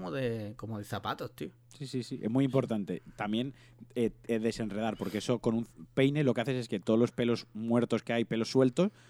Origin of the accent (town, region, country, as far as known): Valencian Community, Spain